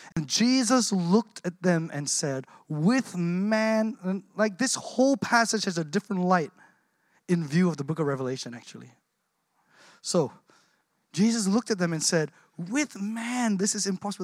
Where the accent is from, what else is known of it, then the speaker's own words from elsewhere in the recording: Australia; I grew up here in Australia.